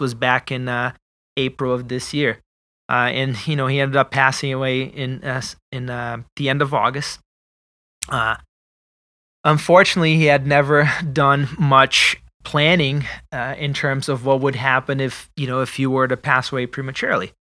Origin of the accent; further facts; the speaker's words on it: Brazil; moved away; I am originally from Brazil